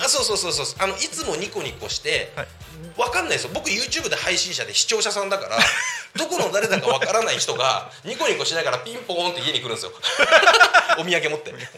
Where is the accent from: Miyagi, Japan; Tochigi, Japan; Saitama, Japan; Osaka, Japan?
Saitama, Japan; Koshigaya; 僕の地元越谷市で